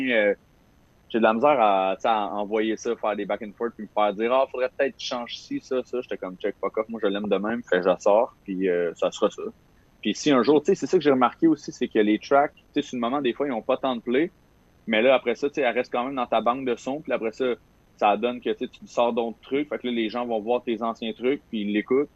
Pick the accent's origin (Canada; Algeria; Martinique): Canada; Saint-Ambroise-de-Kildare, Quebec; j'ai grandi à Saint-Ambroise de Kildare, plus précisément à côté de Joliette